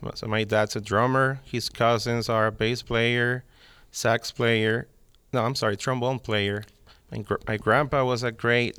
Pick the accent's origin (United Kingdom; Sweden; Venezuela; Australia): Venezuela; born or raised there; also born or lived in Miami, United States; now in Nashville, United States